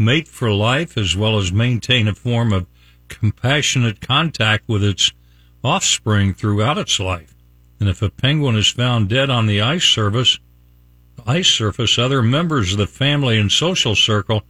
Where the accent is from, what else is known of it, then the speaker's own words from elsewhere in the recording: West Virginia, United States; now in Tampa Bay, United States; I'm from West Virginia